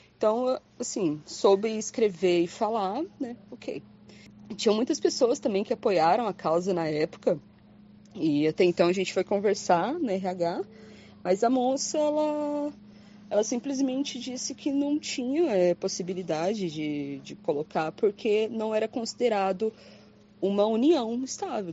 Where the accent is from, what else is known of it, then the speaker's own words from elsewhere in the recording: Londrina, Paraná, Brazil; Eu sou de Londrina, Paraná